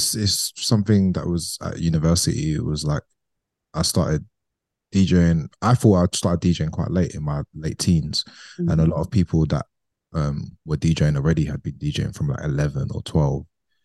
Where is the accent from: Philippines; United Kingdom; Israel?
United Kingdom; London; Yeah, so I grew up in London and East London